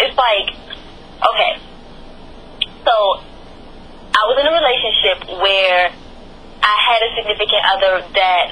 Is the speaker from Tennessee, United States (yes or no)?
no; Temple Hills, Maryland, United States; moved away as an adult; also born or lived in Las Vegas / North Carolina; I was born in Temple Hills, Maryland, and I was raised there as well